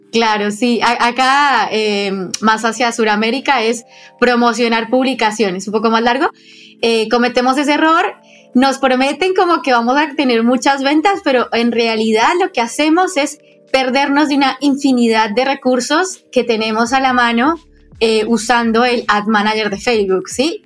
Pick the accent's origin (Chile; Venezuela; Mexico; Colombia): Colombia; now in Argentina; yo estoy soy colombiana, pero vivo en Argentina